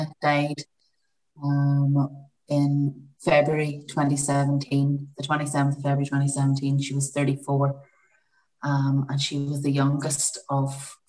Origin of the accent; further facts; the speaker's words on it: County Tyrone, Northern Ireland, United Kingdom; now in Armagh, United Kingdom; I live in Armagh in Ireland. I'm originally from County Tyrone, neighbouring counties.